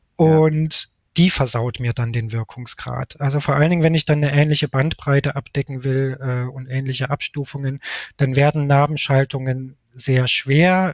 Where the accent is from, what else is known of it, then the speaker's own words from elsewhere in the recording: Leipzig, Saxony, Germany; now in Munich, Germany; Ich sitze gerade in meiner Heimatstadt Leipzig. Normalerweise bin ich aber in München